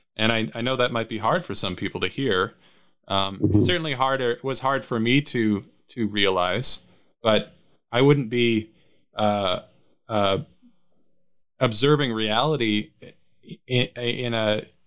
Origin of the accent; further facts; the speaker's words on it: Canada; now in United States; as a Canadian living in the states